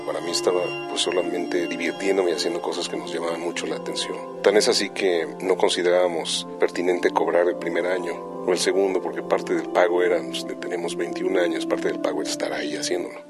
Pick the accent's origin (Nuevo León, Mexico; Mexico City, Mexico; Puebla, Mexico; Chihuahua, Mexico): Mexico City, Mexico; soy mexicano del DF